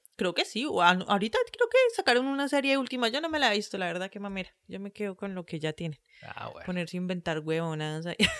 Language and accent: Spanish; Colombia; somos de Colombia